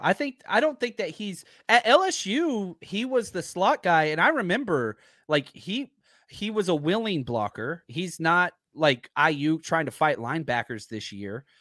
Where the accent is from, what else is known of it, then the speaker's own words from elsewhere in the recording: Texas, United States; I'm from Texas